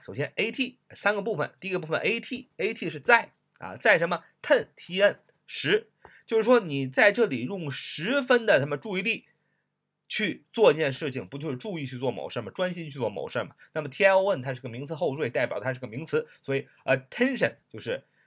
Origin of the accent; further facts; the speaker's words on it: China; 就像我们中国人常常讲的